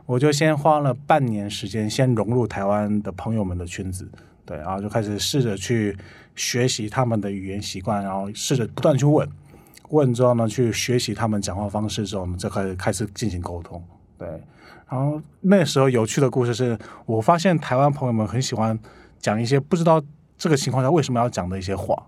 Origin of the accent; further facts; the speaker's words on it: Ulsan, South Korea; Chinese is a second language; moved away as an adult; now in Taiwan; 我家乡在韩国蔚山